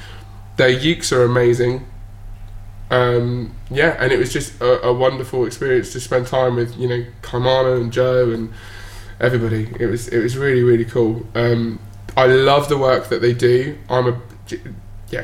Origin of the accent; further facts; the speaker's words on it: Bournemouth, South West England, United Kingdom; being from Bournemouth, just as you know, just quite a small little town in the UK